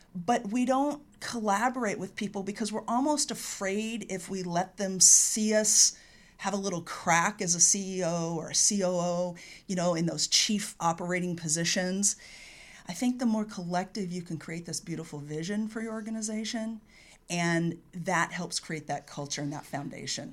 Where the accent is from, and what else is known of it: California, United States; born or raised there